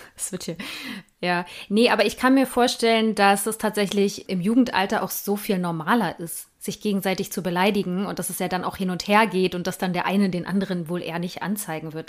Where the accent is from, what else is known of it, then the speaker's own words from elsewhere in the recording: East Germany, Germany; ich komme ja nur auch aus Ostdeutschland